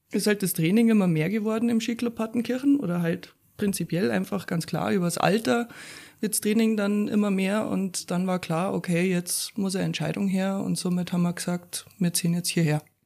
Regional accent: Upper Bavaria, Germany; also born or lived in Weilheim / Böbing / Pasing, Munich / Garmisch-Partenkirchen; geboren bin ich ja in Weilheim und ähm, ja, dann erst einmal in Böbing aufgewachsen, ein paar Jahre.

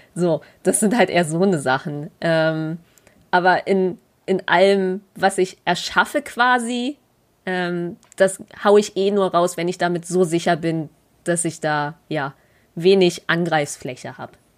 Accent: Berlin, Germany; born or raised there

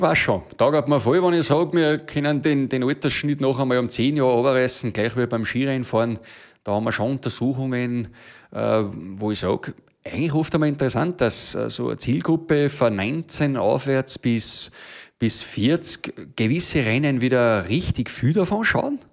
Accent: Schladming, Styria, Austria; bei uns in Schleiming ist es ja schon wieder so, dass im Tal herunten die von oben vom Berg oben, wo ich her bin, die, die, die schon wieder schier nicht verstehen

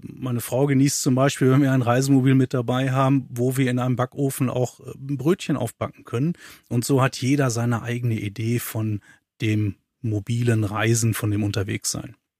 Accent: Münsterland, North Rhine-Westphalia, Germany; moved away as an adult; also born or lived in Aulendorf, Upper Swabia; now in Upper Swabia, Germany; Ich als Münsterländer äh, bin irgendwann über dem Beruf hier in das schöne Oberschwaben gekommen

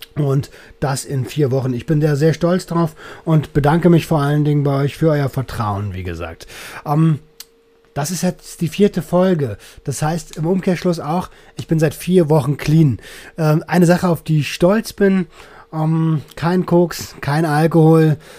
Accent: Velten, Brandenburg, Germany; Ich komme aus der Nähe von Berlin

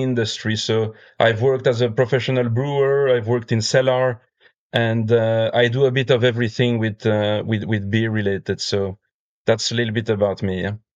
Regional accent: Belgium; also born or lived in United States; now in Finland; I grew up in Belgium, and nowadays I live in Finland

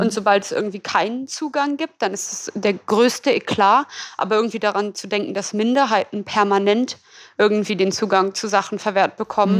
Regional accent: Berlin, Germany; ich komme ja aus Berlin

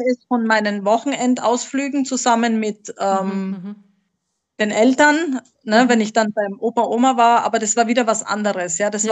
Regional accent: Graz, Styria, Austria; accent: Austrian; also born or lived in Slovenia / Munich, Germany; now in Mallorca, Spain; geboren, geboren bin ich tatsächlich in Österreich. Man, okay. manche hören es und sagen, ah ja, da ist der österreichische Dialekt. Ja. Aus der Steiermark, aus der wunderschönen Steiermark, aus Graz

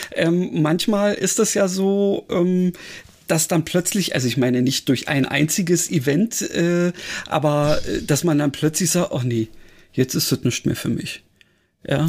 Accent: Berlin, Germany; als Berliner, der ja nun, sagen wir mal, äh, so Großstadt mit entsprechendem Verkehr gewöhnt ist

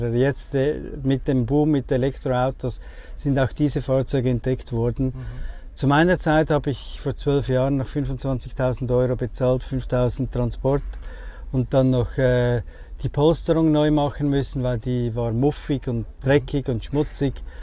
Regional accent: Zurich, Switzerland; ich komme aus Zürich, in der Schweiz

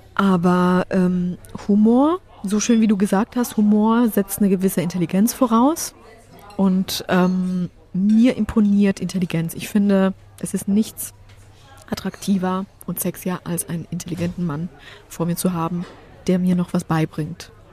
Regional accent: Germany; German is a second language; also born or lived in Poland; musste ich die deutsche Sprache erlernen mit neun

